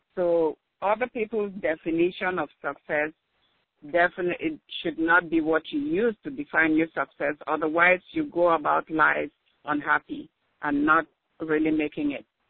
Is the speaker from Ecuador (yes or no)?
no; Cameroon; moved away as an adult; also born or lived in Alabama, United States; now in Washington, D.C. area, United States; I was born in Cameroon, that's in West Africa. Went to nursing school over there, but then came here